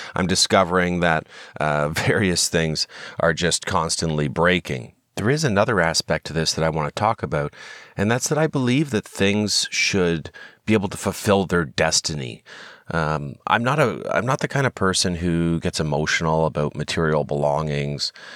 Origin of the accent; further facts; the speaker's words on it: Canada; we're Canadian citizens